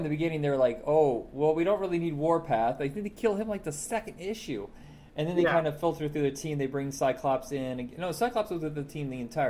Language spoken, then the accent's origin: English; Indiana, United States; I grew up in Indiana